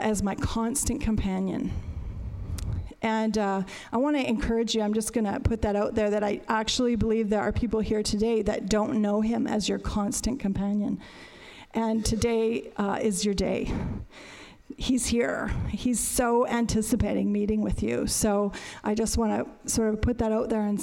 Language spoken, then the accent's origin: English; Saskatchewan, Canada; I'm from Saskatchewan